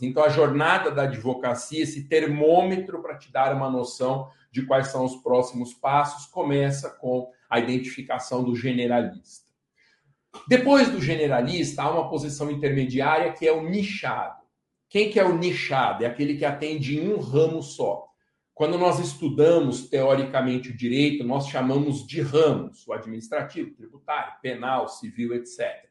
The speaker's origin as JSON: {"language": "Portuguese", "town": "Guarulhos", "region": "São Paulo", "country": "Brazil", "tie": "born or raised there", "said": "A cidade onde eu nasci, Guarulhos"}